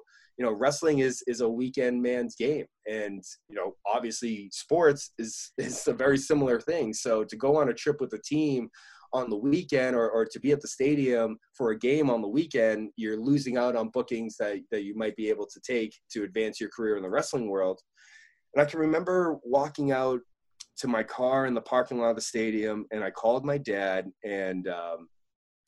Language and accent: English; New Hampshire, United States; a bunch of friends that I grew up with in New Hampshire